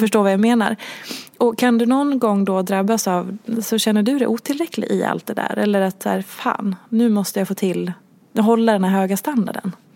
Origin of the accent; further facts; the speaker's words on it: Dalarna County, Sweden; du är ju precis som jag från Dalarna